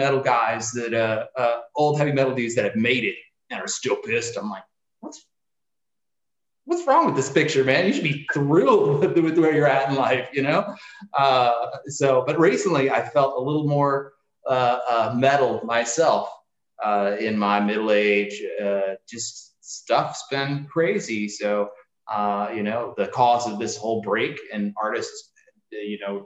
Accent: Springfield, Illinois, United States; also born or lived in Peoria, Illinois; I was born and raised in the Springfield area, and then moved around a little bit in Illinois

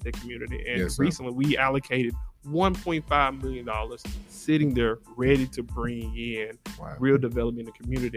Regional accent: Memphis, Tennessee, United States; I grew up in Memphis, in one of the poorest zip codes in the state

